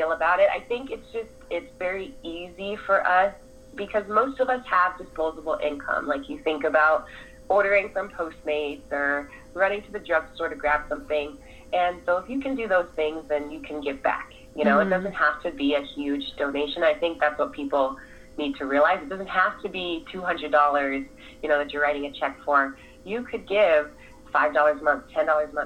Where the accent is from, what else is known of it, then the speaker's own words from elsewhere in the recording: United States; I'm African American